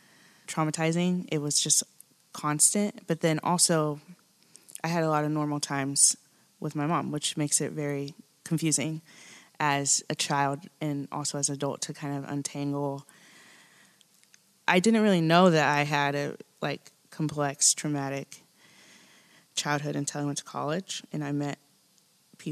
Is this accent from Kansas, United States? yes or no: yes; Kansas, United States; now in Nashville, United States; I grew up in Kansas.